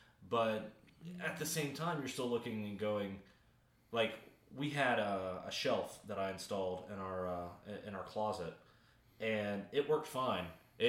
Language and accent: English; the South, United States; I mean, I'm from the South.